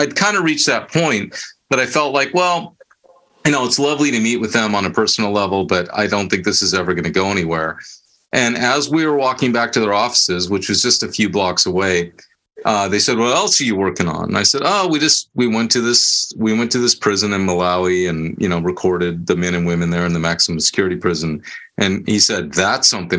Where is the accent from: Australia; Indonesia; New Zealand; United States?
United States; Bay Area, California; moved away as an adult; I was born and raised in the Bay Area. My whole life I'd been there, nowhere else